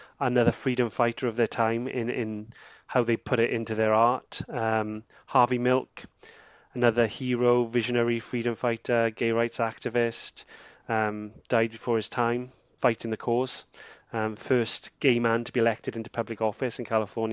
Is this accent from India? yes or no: no; Porth, Wales, United Kingdom; this is where I was born and this is where I live